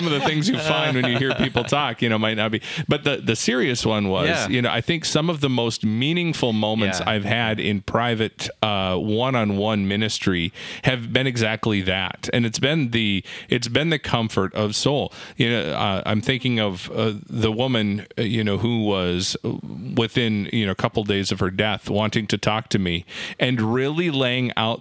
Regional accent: Valley City, North Dakota, United States; He grew up actually in the same hometown I did

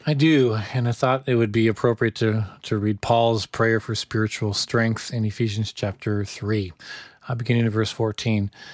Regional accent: United States; as an American

